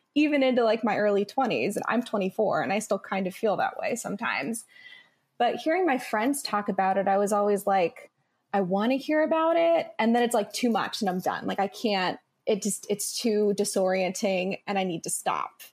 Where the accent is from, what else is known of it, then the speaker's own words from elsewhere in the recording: Midwest, United States; I grew up in the Midwest